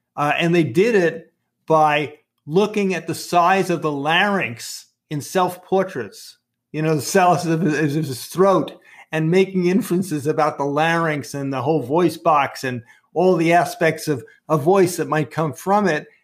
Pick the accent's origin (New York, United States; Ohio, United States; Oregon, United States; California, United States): New York, United States; New York City; accent: Brooklyn; my Brooklyn accent